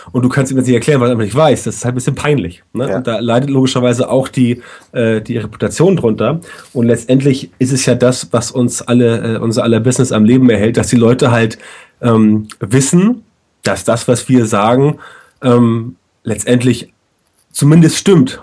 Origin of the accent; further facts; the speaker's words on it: Germany; bei uns in Deutschland